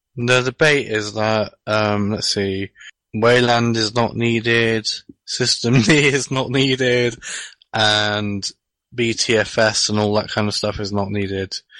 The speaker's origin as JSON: {"language": "English", "region": "England", "country": "United Kingdom", "said": "I'm from a different country"}